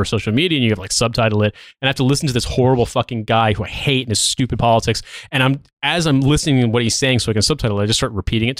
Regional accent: United States; moved away as an adult; now in United Kingdom; being an American

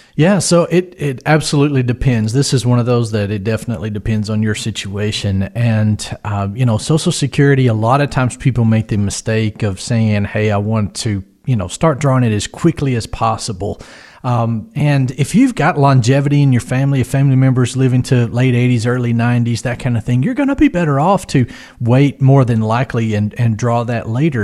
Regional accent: West Tennessee, United States; we're from West Tennessee

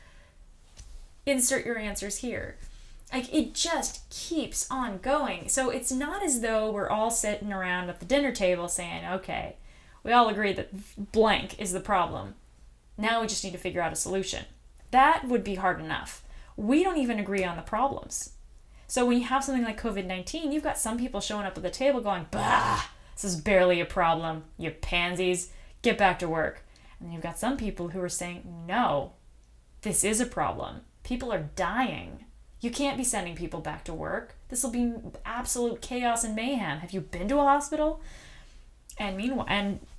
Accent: United States; as an American

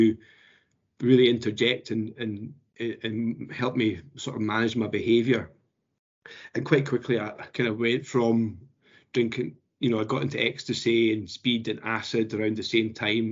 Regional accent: Edinburgh, Scotland, United Kingdom; I was brought up in Edinburgh

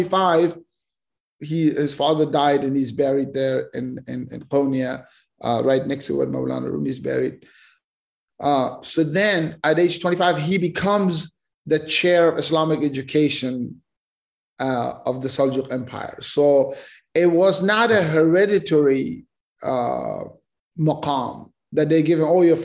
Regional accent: Afghanistan; we grew up in Afghanistan

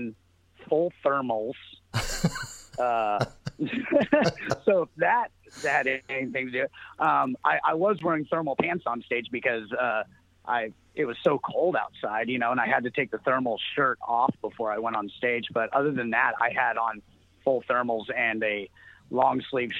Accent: San Diego, California, United States; also born or lived in Texas; I was born and raised here in San Diego

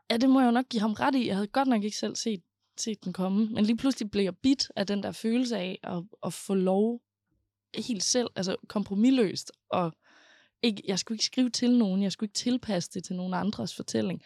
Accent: Aarhus, Central Denmark Region, Denmark; jeg er født og opvokset i Højbjerg

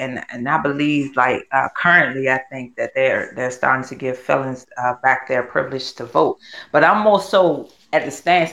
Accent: DMV area, United States; I'm from the DMV area

